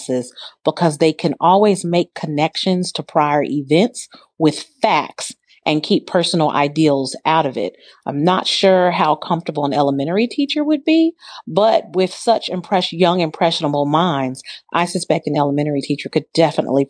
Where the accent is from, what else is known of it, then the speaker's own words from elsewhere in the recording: Southern California, United States; I grew up in Southern California and my father was in the military and my father was deployed